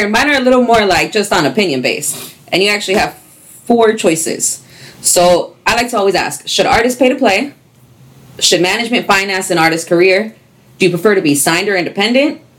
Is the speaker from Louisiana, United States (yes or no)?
no; California, United States; I'm really from Orange County.